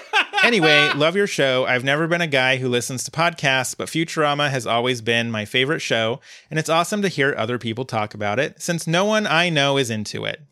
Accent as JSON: {"language": "English", "country": "Uruguay", "said": "I'm 23 years old, so I was like 10 when the … episode came out. And I'm also from Uruguay."}